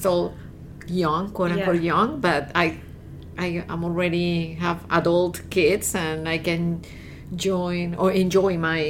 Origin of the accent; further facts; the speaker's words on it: Bogota, Colombia; English is a second language; moved away as an adult; now in United States; I am originally from Colombia.